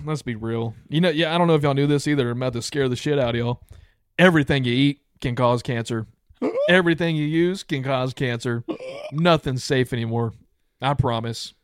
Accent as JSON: {"language": "English", "country": "United States", "also_born_or_lived": "Louisiana", "said": "I'm from Texas slash Louisiana"}